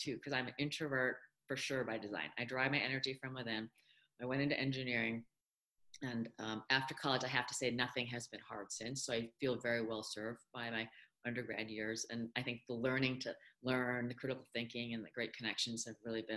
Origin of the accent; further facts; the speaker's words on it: upstate New York, United States; English is a second language; I did not speak English until I was five. And it was pretty traumatizing going to school in upstate New York